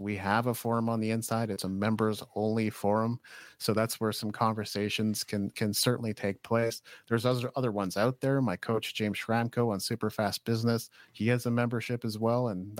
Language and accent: English; Japan; I grew up in Japan actually.